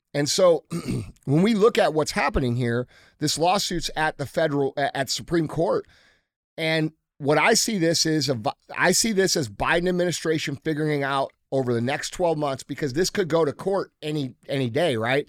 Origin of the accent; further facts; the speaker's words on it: United States; as American citizens